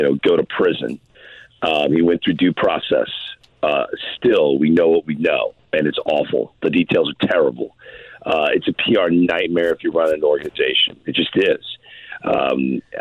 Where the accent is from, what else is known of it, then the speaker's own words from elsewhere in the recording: St. Louis, Missouri, United States; as a St. Louisan who grew up loving the Cardinals